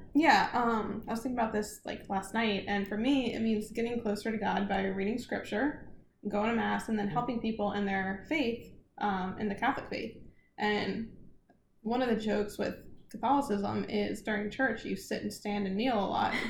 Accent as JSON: {"language": "English", "region": "South Louisiana", "country": "United States", "said": "I'm from South Louisiana"}